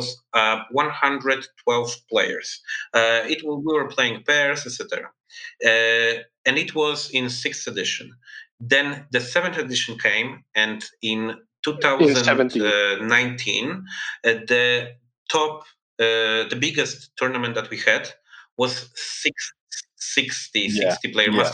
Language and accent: English; Warsaw, Masovian Voivodeship, Poland; we are both from Warsaw